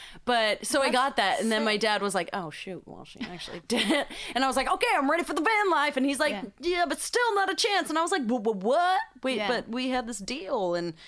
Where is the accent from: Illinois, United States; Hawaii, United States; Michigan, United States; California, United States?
California, United States; Encinitas; I'm from Encinitas, California.